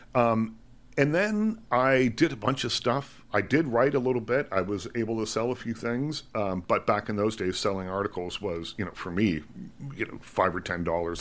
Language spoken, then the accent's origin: English; Liverpool, Nova Scotia, Canada; also born or lived in Bridgewater, Nova Scotia; I do remember growing up in Liverpool, though. We moved when I was quite young, grew up there, uh, from the time I was probably three or something like that.